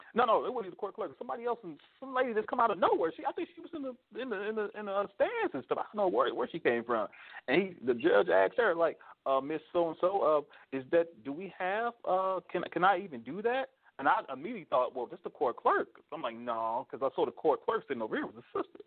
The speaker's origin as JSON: {"language": "English", "region": "Missouri", "country": "United States", "said": "I'm a Missourian"}